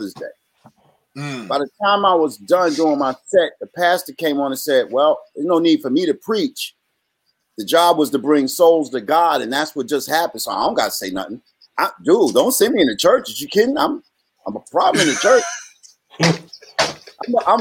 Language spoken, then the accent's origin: English; Newark, New Jersey, United States; moved away as an adult; now in Atlanta, United States; I'm Jersey. I'm from Newark. I'm born in Newark